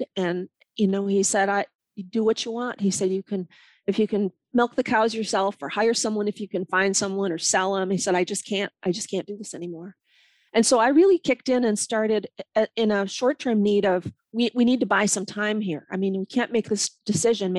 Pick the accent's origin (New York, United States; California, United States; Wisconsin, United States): Wisconsin, United States; Milwaukee; now in Le Sueur County, Minnesota, United States; I am from Milwaukee, Wisconsin.